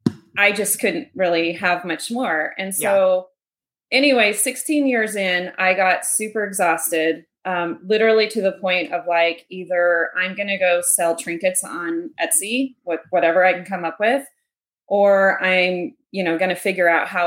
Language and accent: English; Park City, Utah, United States; So I was born in Utah and so originally in Utah, we've lived there for a little while.